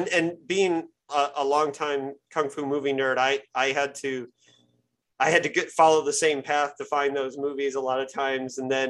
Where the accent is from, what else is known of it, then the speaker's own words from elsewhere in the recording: Bloomington, Indiana, United States; I grew up in Indiana, Bloomington, Indiana, hour south of Indianapolis, college town.